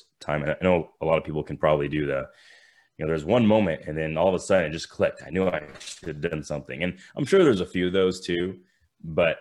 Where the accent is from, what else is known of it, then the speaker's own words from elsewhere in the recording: Thousand Oaks, California, United States; I grew up in California in the Thousand Oaks, which is just like a suburb of LA area